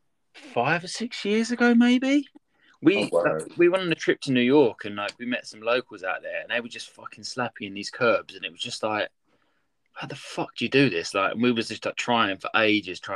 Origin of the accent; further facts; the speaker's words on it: Harlow, East of England, United Kingdom; I grew up started skating in Harlow, and they had this it's in Essex, just outside of London